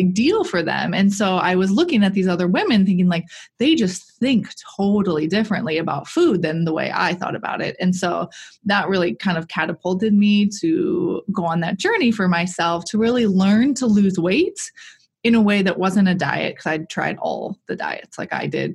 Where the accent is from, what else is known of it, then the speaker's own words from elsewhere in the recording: Milwaukee, Wisconsin, United States; I am from the Milwaukee area, born and raised here